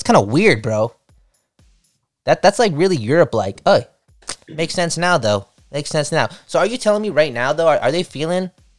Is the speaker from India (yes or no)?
no; Canada; I think as a Canadian